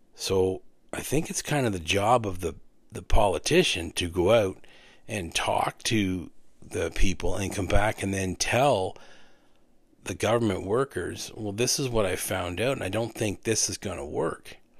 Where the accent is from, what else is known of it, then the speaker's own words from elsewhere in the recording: Renfrew, Ontario, Canada; in my hometown, not everybody wanted a second ice rink.